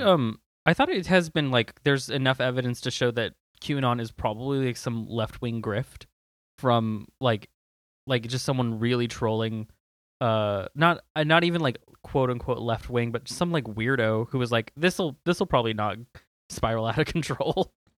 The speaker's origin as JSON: {"language": "English", "region": "Southern California", "country": "United States", "said": "I'm from SoCal"}